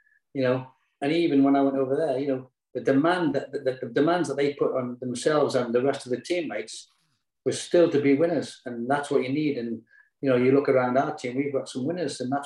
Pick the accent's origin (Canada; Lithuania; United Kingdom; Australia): United Kingdom; Newcastle upon Tyne, North East England; moved away as an adult; Newcastle, which is my hometown team